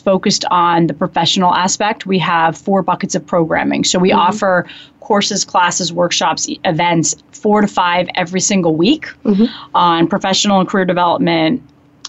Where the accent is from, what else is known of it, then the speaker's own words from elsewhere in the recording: Matawan, New Jersey, United States; moved away as an adult; also born or lived in Ohio; we grew up in New Jersey. I mean, the bulk of my childhood spent there.